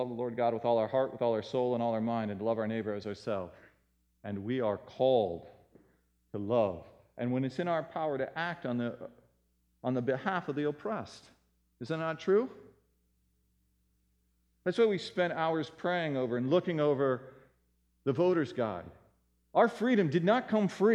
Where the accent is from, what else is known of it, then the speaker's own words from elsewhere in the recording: United States; we are American citizens, many of us here